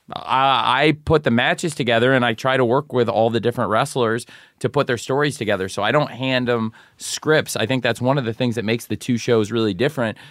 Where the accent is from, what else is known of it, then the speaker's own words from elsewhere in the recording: Champaign, Illinois, United States; moved away; I originally am from Champaign, Illinois